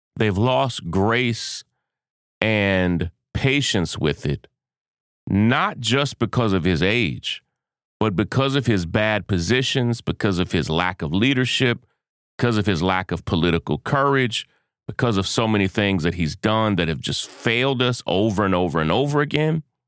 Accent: Kentucky, United States; born or raised there

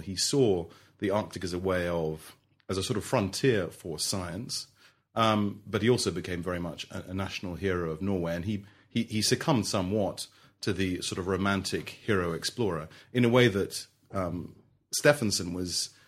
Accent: London, United Kingdom; also born or lived in Melbourne, Australia; I grew up in London

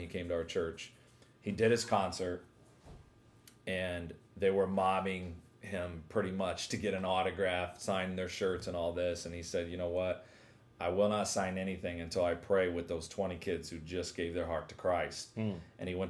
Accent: Sayreville, New Jersey, United States; I'm from Sayreville, New Jersey, from Faith Fellowship Ministries

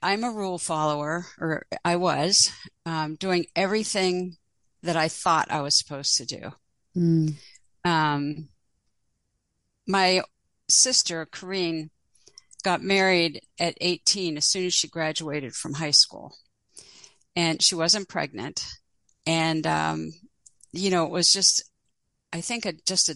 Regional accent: Pittsburgh, Pennsylvania, United States; I grew up in Pittsburgh, and I was born in 1949

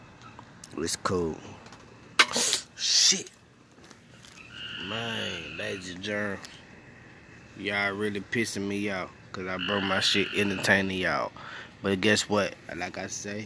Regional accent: Memphis, Tennessee, United States; moved away; I come from Memphis

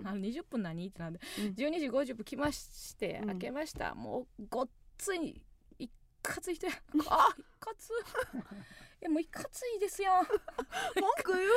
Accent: Kansai, Osaka, Japan; 地元大阪関西

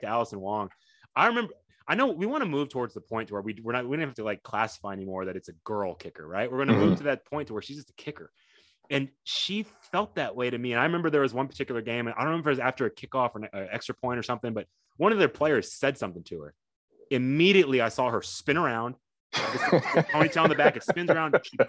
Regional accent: Tokyo, Japan; born there; my mom's Japanese. I was born in Tokyo. You know, my dad was in the military, and that's how he's mm-hmm. ended up in Japan. So I was born there.

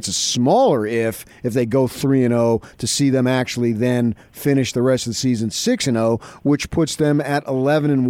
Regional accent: Arizona, United States; Growing up in Arizona

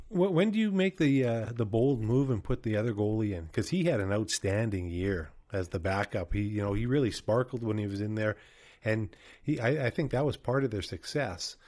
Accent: Winnipeg, Manitoba, Canada; I grew up in Winnipeg

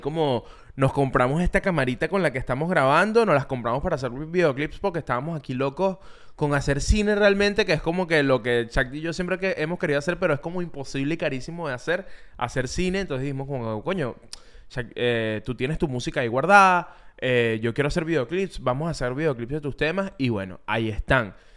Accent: Venezuela; Yo que soy venezolano

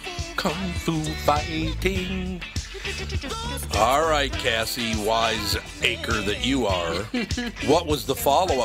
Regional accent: Minneapolis, Minnesota, United States; But when I was a kid growing up in North Minneapolis, the Italian families there, the day of your birth is the day the woman found out that she was pregnant.

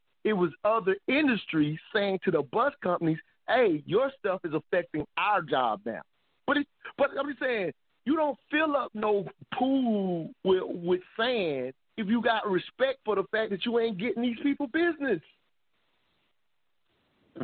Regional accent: South Carolina, United States; I'm from South Carolina

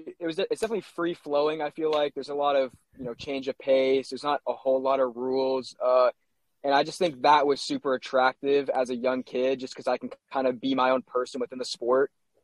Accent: Utah, United States; also born or lived in California; So, you know, I was born in California, moved to Utah when I was young, kind of started playing sports there, you know, a lot of soccer, as most kickers start off with.

